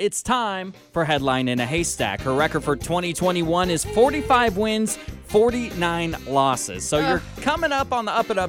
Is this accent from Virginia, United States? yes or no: no; Washington, United States; moved away; my home state of Washington.